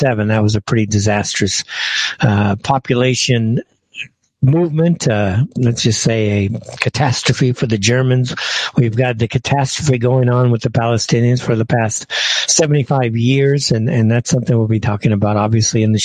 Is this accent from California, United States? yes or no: yes; California, United States; moved away as an adult; I'm born and raised in California. I left in basically, what, 13, 14 years ago